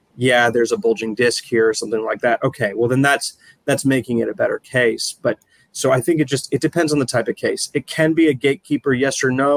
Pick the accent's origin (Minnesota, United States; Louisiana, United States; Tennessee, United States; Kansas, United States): Minnesota, United States; Minneapolis; moved away as an adult; now in St. Louis, United States; I grew up in Minneapolis. I came down to St. Louis sort of on a whim, really